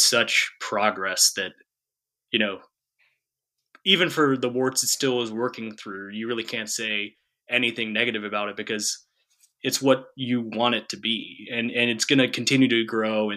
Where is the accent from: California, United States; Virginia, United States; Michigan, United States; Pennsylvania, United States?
Virginia, United States; Fairfax; moved away; I grew up in Fairfax.